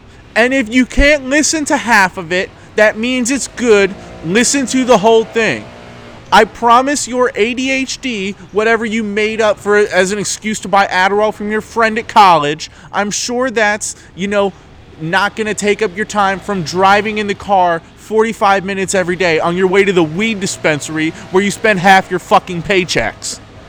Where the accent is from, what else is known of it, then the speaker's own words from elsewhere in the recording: New York, United States; I'm from New York!